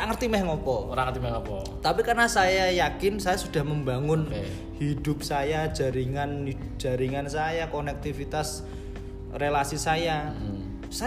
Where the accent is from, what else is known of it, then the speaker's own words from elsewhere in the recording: Demak, Central Java, Indonesia; saya balik ke rumah saya balik ke kampung halaman saya di Demak